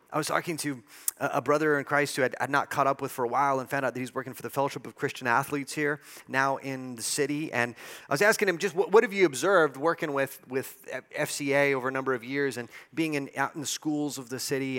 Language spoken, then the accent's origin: English; El Paso, Texas, United States; I've grown up in El Paso, I was born in El Paso